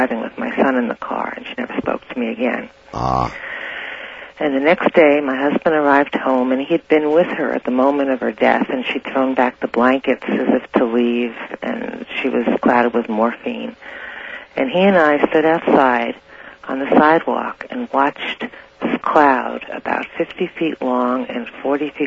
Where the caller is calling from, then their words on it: Santa Rosa, California, United States; I'm calling from Santa Rosa